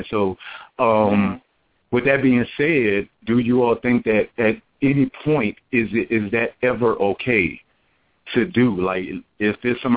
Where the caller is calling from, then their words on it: Atlanta, Georgia, United States; I'm calling from Atlanta, Georgia